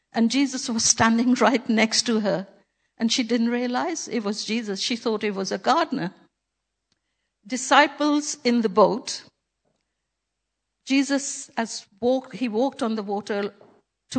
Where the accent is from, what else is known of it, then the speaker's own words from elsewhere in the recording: Pakistan; moved away; when I was a little girl growing up in Pakistan